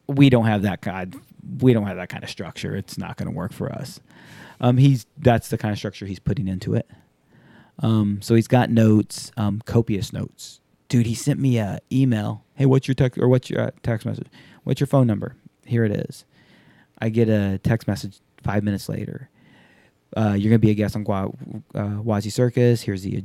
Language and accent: English; Alabama, United States; also born or lived in Japan / Hawaii / Tennessee; So you've heard me talk about, grew up in Japan, grew up in Hawaii, Tennessee, Alabama. I grew up in Alabama.